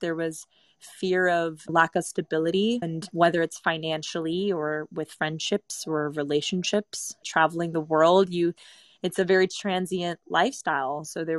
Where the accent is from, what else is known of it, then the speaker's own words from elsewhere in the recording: Italy; English is a second language; also born or lived in Bali, Indonesia; So for me, it's very easy to travel between Europe, but being born and raised in Italy, it's a 30-euro, 40-euro plane ride over.